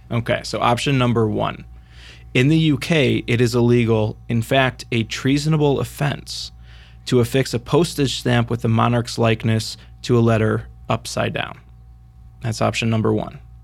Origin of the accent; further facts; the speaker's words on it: United States; us on this side of the pond